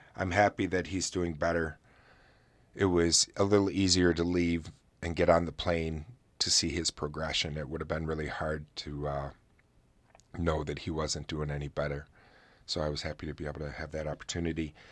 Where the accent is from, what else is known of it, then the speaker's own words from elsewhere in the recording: New York, United States; New York, my home state